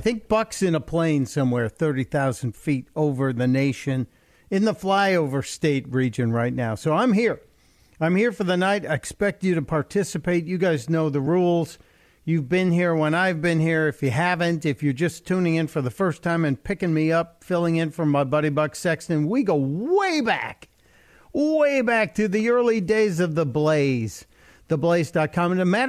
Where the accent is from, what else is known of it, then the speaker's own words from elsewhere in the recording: Chicago, Illinois, United States; I was a very young boy at the time, and we watched it as a family growing up in Chicago.